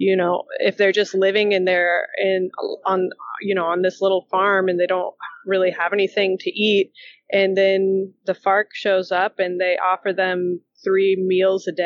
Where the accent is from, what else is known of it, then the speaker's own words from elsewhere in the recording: the South, United States; I grew up in the South